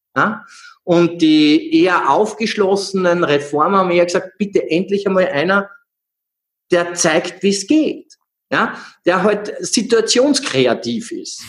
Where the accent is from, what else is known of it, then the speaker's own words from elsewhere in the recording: Salzburg, Austria; aufgewachsen im Proletariat in einer Großstadtsiedlung in Salzburg